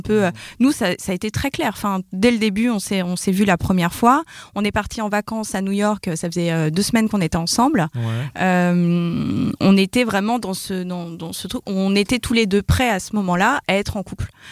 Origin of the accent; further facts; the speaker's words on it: Paris, Île-de-France, France; je suis parisienne et j'ai 32 ans